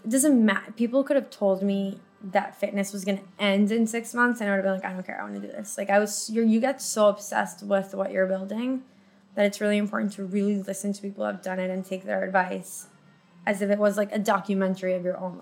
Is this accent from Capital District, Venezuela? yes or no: yes; Caracas, Capital District, Venezuela; moved away as an adult; now in United States; I grew up in Caracas